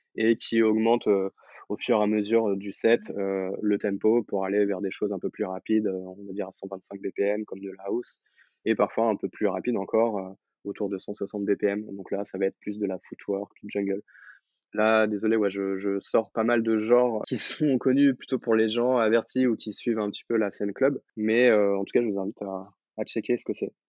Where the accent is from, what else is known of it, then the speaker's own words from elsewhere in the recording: Blois, Centre-Val de Loire, France; j'ai grandi à Blois